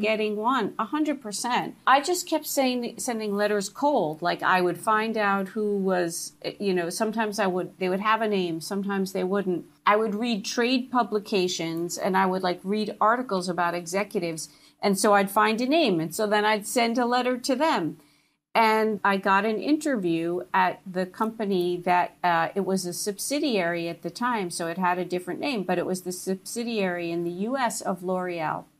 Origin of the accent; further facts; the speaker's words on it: New Jersey, United States; I grew up in New Jersey